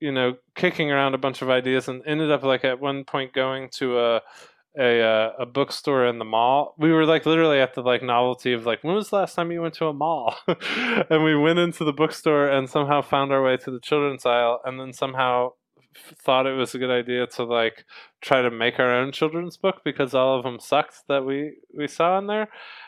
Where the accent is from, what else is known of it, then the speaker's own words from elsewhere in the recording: Atlanta, Georgia, United States; also born or lived in Winston-Salem, North Carolina; I grew up in Atlanta, Georgia. I went to school in Winston-Salem, North Carolina for film and television.